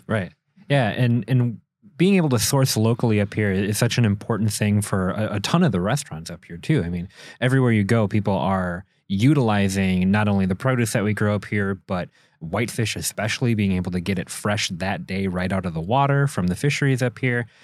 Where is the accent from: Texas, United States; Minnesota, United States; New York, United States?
Minnesota, United States; Minneapolis; moved away as an adult; now in Door County, United States; I'm from Minneapolis, so I'm coming from that big city